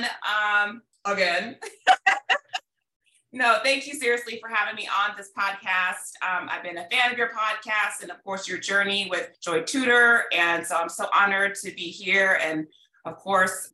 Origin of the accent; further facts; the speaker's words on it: Midwest, United States; moved away as an adult; also born or lived in Illinois / Missouri / Los Angeles / California; now in Dallas, United States; I grew up in the Midwest